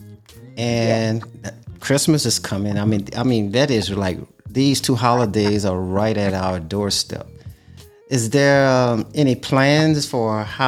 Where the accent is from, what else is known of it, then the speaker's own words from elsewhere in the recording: Louisiana, United States; I'm from Louisiana